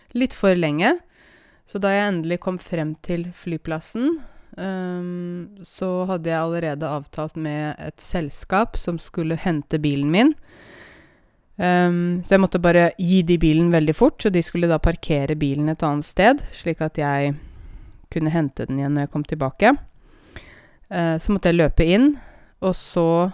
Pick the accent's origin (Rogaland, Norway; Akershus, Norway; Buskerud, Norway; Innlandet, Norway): Buskerud, Norway; Åmot; now in Oslo, Norway; Og det at jeg kommer fra Åmot, i Modum, i Buskerud, det kan man aldri ta bort fra meg